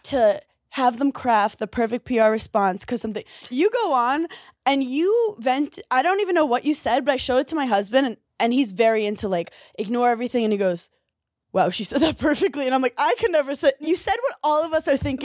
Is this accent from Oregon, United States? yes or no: no; New York City, New York, United States; I'm from Brooklyn